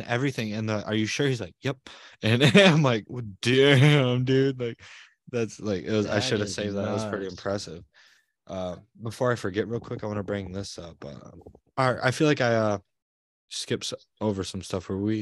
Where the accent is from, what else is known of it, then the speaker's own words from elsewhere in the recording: United States; I'm American